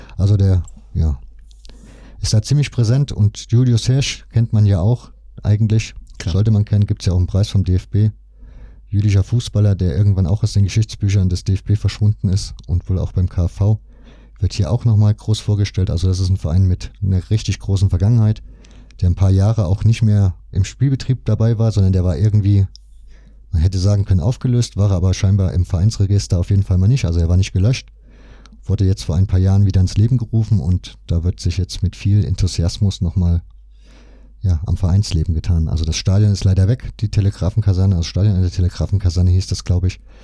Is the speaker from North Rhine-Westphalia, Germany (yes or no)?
no; Leipzig, Saxony, Germany; ich komme ja aus Leipzig. Das heißt, meine Familie ja logischerweise auch